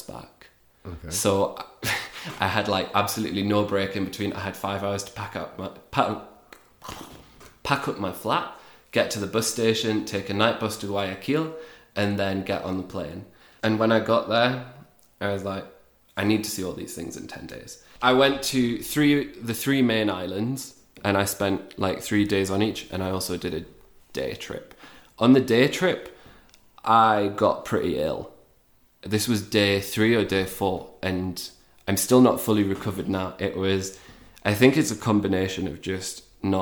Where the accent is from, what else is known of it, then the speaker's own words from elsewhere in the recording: Newcastle upon Tyne, North East England, United Kingdom; moved away as an adult; also born or lived in Lugo, Spain; now in Ecuador; I'm from Newcastle. If you don't know it, it's a lovely town in the northeast of England